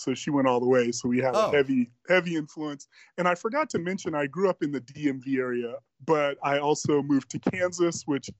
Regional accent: Bad Cannstatt, Baden-Württemberg, Germany; born there; Well, I was born in Germany, Bad Cannstatt, Germany

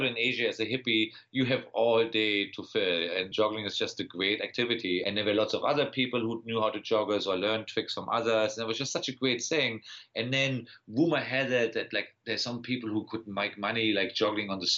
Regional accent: Berlin, Germany; accent: German; English is a second language; also born or lived in Wiesbaden; now in United States; I was born in Wiesbaden, but then I grew up in Berlin

